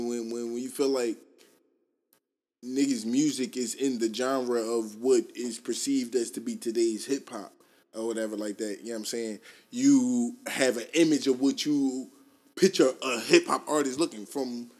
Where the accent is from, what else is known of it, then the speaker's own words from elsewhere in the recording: Philadelphia, Pennsylvania, United States; I'm from Southwest Philly